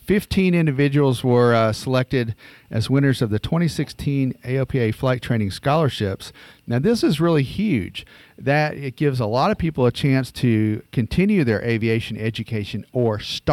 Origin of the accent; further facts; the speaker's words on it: the South, United States; I'm from the South and I mispronounce a bunch of stuff.